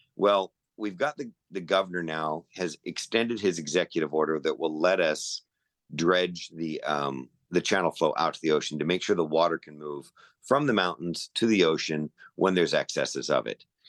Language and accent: English; Chula Vista, California, United States; I grew up in Chula Vista. I grew up down there right near Sweetwater Reservoir